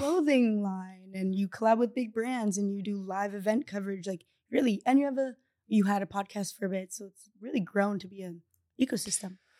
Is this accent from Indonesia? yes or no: yes; Bali, Indonesia; moved away; I speak Indonesian with my, um, little sister that I grew up in Bali